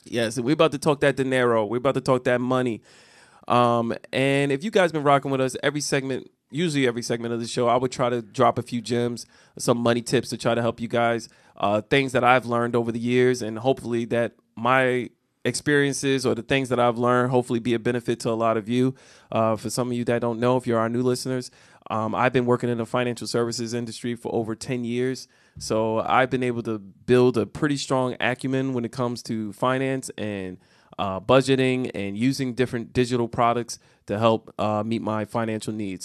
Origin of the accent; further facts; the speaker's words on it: United States; we as the American people